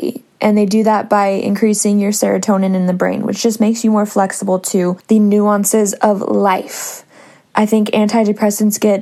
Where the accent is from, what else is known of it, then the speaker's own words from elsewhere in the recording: Northern California, United States; also born or lived in San Diego, California; I am from Northern California